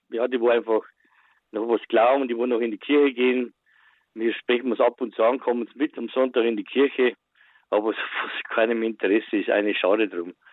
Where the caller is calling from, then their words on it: Waldkirchen, Bavaria, Germany; Wir haben vom Bayerischen Wald, wir haben einen Urlaub auf dem Bauernhof